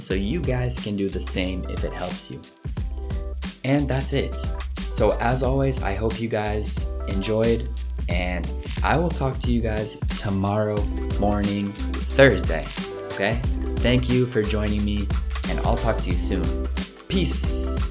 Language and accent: English; United States; being an American